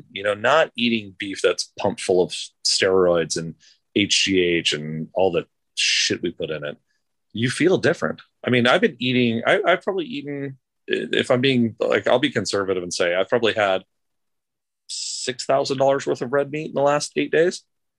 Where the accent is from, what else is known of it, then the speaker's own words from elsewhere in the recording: Los Angeles, California, United States; well, listen, we're from Los Angeles.